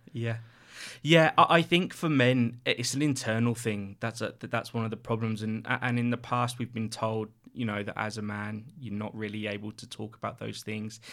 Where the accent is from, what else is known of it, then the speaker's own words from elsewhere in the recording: Reading, South East England, United Kingdom; moved away as an adult; now in Sydney, Australia; I'm from the U K, a place called Reading, just outside, uh, London, in between London and, and Bristol